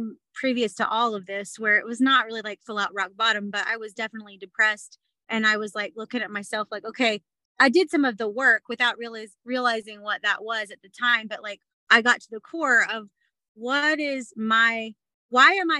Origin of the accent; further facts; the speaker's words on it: the South, United States; now in Utah, United States; I'm from the South